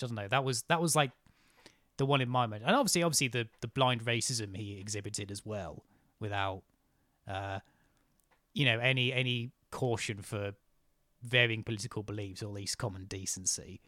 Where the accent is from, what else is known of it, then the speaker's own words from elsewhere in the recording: near Cambridge, East of England, United Kingdom; I grew up near Cambridge